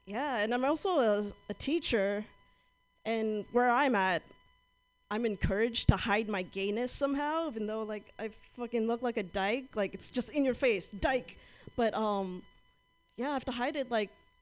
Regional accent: Southern California, United States; moved away; I'm from Southern California

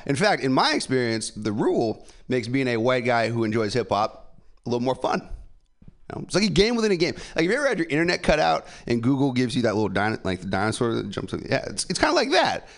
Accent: San Francisco, California, United States; I'm born and raised here in San Francisco

